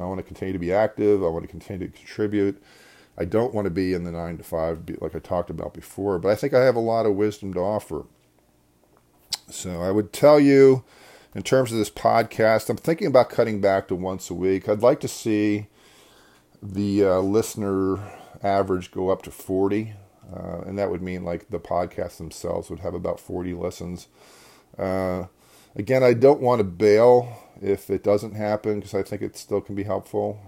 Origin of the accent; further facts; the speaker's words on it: Devon, Pennsylvania, United States; I actually grew up in Devon, which is right next to, uh, Berwyn